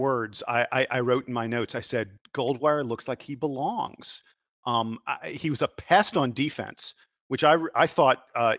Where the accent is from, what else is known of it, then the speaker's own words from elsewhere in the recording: Atlanta, Georgia, United States; I'm from Atlanta